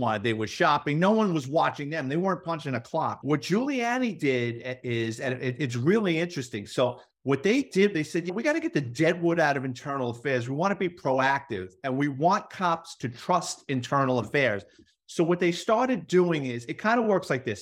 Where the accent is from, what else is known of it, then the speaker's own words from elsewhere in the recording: New York City, New York, United States; moved away as an adult; now in Florida, United States; I grew up in the Bronx off the side of the Cross Bronx Expressway